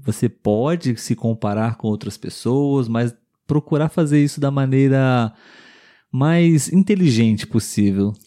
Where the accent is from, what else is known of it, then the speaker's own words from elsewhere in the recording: Brazil; somos brasileiros